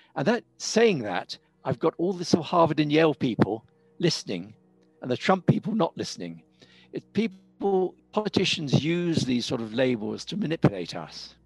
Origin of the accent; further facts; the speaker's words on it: United Kingdom; moved away as an adult; also born or lived in Cambridge; now in South Africa; I'm British. Now, for a lot of people, that's a lot of what I am. I'm, I'm, a very British person. But I'm living in South Africa.